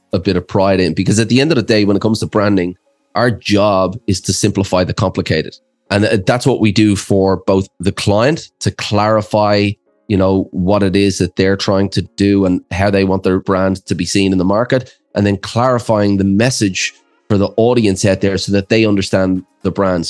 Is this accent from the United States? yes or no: no; Ireland; moved away as an adult; also born or lived in Australia; I'm actually from Ireland, but I went over to Australia as a 20-year-old backpacker.